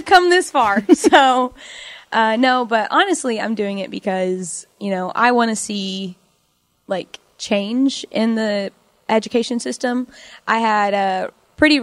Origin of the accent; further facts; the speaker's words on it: Chickasha, Oklahoma, United States; moved away as an adult; now in Norman, United States; I was born and raised in Chickasha, Oklahoma